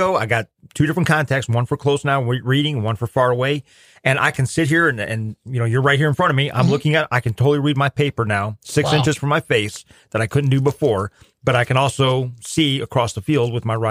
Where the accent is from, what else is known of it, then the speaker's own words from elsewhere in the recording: Ohio, United States; now in Missouri, United States; the Buckeye State and hunt some of those gobblers up there in my home state.